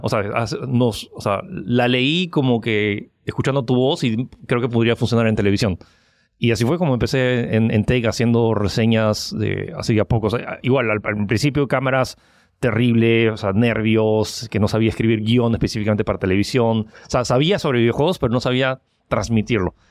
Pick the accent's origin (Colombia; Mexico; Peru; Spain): Peru; also born or lived in United States / France; soy chino francés que nació en Estados Unidos, que vive en Perú